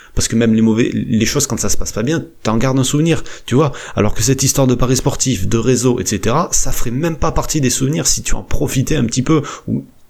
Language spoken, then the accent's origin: French; France; chez nous en France